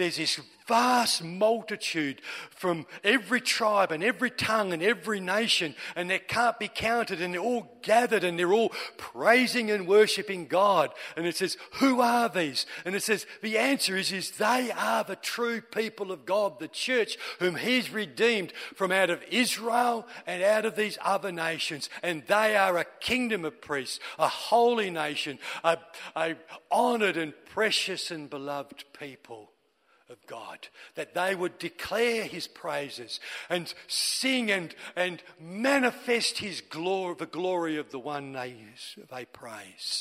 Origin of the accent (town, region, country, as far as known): Australia